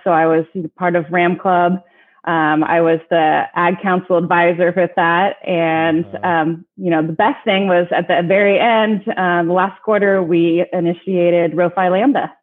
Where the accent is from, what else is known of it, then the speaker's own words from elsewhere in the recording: Marin County, California, United States; also born or lived in Benicia; I grew up in Marin County, so I'm living and working in the same county that I grew up in.